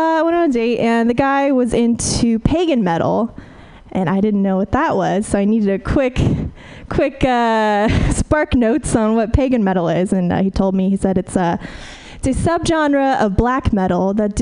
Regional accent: Fresno, California, United States; moved away; I'm from the Central Valley originally

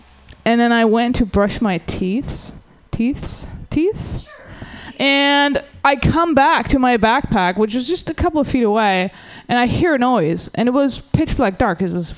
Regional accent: Germany; English is a second language; now in United States; So I'm from the Germany, and what's funny is that I always thought that this country is so great. Like when I was growing up

